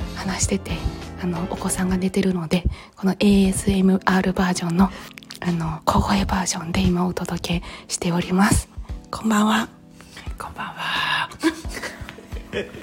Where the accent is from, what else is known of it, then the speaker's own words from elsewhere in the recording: Awaji Island, Hyogo, Japan; moved away; 私あの淡路島生まれなんですけど